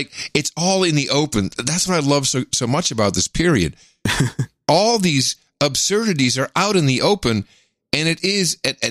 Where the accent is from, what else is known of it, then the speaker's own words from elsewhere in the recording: United States; born there; do you know that even though I was born in the United States, born to American WASP legacy, very often I passed for Dutch.